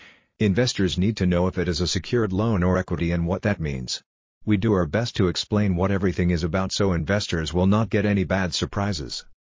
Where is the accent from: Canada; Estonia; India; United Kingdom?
Estonia; Tallinn, Harju County; Take Tallinn for example. Because it is my hometown, I know that 5,000 people or 1% of the population move here every year.